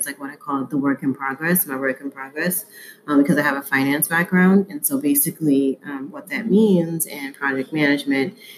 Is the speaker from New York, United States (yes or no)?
yes; New York City, New York, United States; being a Black person in America, in New York, growing up in Harlem